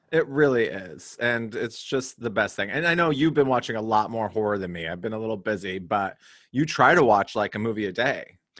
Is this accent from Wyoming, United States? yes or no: yes; Cody, Wyoming, United States; growing up in Cody, Wyoming